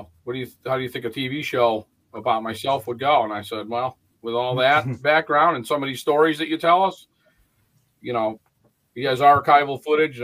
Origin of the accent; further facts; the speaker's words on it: Bennington, Vermont, United States; also born or lived in New Jersey; I'm from Bennington, Vermont. I was conceived and born down in New Jersey, but I've been in Vermont most of my life